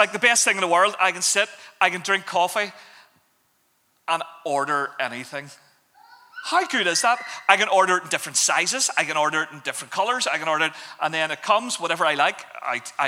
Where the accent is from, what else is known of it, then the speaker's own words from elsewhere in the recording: Belfast, Northern Ireland, United Kingdom; I grew up in Belfast